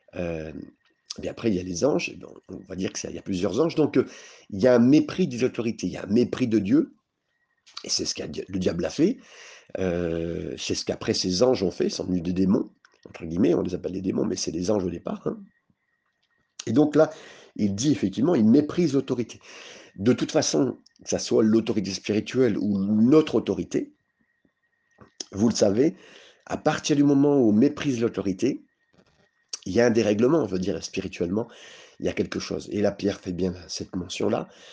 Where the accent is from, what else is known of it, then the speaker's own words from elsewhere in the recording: France; on est français